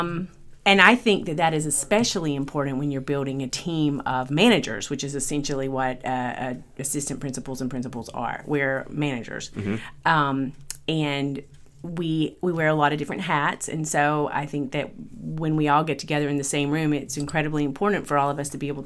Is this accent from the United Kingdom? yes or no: no; Georgia, United States; moved away as an adult; now in California, United States; I am from Georgia originally, and I got an English degree.